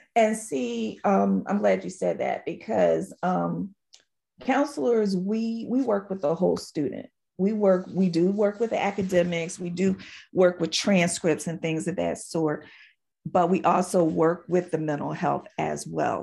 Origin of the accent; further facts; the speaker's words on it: Philadelphia, Pennsylvania, United States; moved away; I am originally from Philadelphia, Pennsylvania